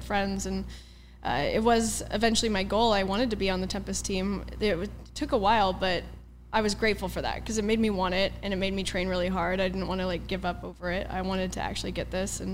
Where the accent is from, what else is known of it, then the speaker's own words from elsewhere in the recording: Port Orchard, Washington, United States; moved away as an adult; also born or lived in China; I was born in Port Orchard, Washington, which is a very small town outside of Seattle. I would say it's like across the water if you know the area. There's a peninsula up there. But yeah, so I was born and raised there, and I stayed there up until I was 20.